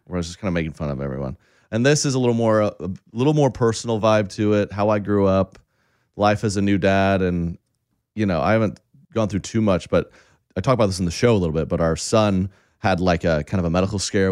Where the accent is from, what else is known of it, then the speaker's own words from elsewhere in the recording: Oklahoma, United States; I, I grew up in Oklahoma, very conservative.